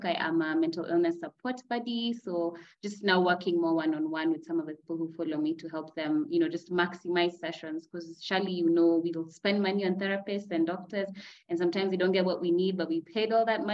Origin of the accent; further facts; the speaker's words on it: Kenya; also born or lived in Nairobi, Kenya; I am a psychoeducator living in Kenya, Nairobi, Kenya